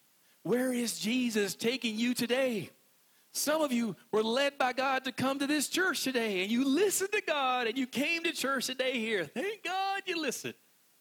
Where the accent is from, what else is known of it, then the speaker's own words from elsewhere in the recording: West Virginia, United States; accent: West Virginia; I'm from West Virginia, and when I talk normally, I sound like this. And I'm not joking because this is my normal accent.